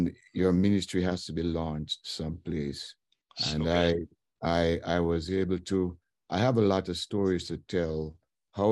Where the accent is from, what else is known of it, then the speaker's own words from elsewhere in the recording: Warsop, Trelawny, Jamaica; moved away; also born or lived in Kingston, Jamaica; I grew up in Warsop, went to school there, elementary school